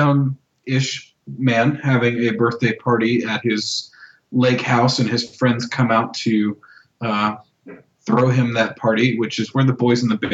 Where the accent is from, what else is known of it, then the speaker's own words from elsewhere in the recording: Texas, United States; I grew up in Texas